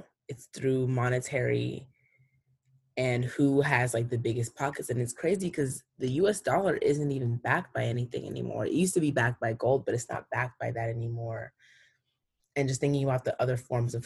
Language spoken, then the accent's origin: English; East Coast, United States; also born or lived in Cameroon; growing up on the East Coast